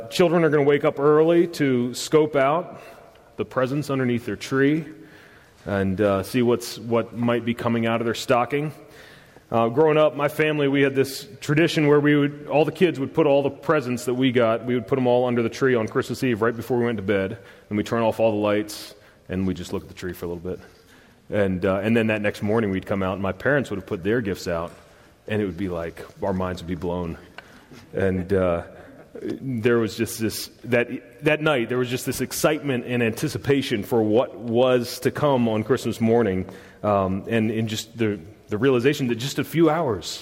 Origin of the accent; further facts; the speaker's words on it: the South, United States; I'm from the South and I'm a redneck